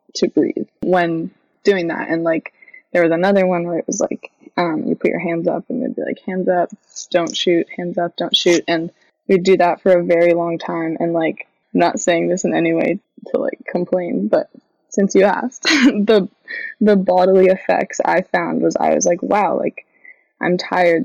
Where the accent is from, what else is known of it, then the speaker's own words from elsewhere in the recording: Freeport, Maine, United States; Freeport, um, my hometown, and then in like Portland